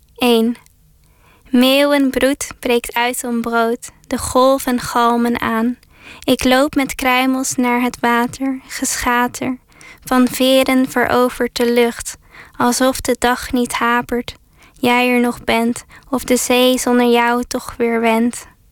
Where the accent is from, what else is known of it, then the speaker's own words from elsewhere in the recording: Zeeland, Netherlands; ik zelf uit Zeeland kom en vooral vroeger vaak bij het water en bij de zee tijd doorbracht